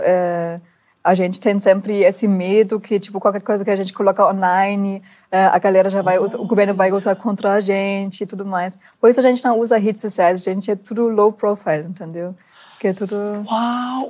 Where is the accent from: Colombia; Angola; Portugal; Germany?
Germany; Portuguese is a second language; moved away as an adult; now in Brazil; sendo uma alemã